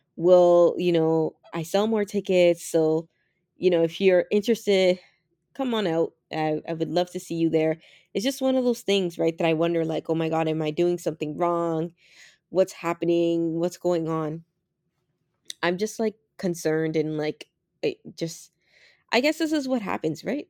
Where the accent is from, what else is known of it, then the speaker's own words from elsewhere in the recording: Canada; as Canadian as I am